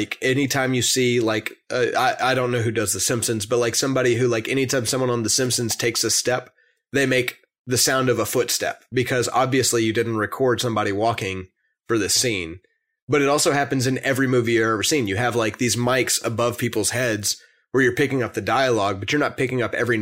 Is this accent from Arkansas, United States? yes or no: yes; Conway, Arkansas, United States; I'm from Conway